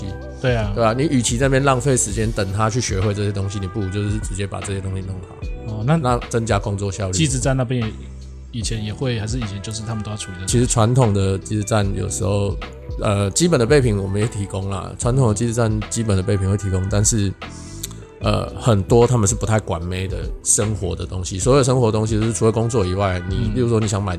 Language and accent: Chinese; Taiwan; 啊，我在台湾，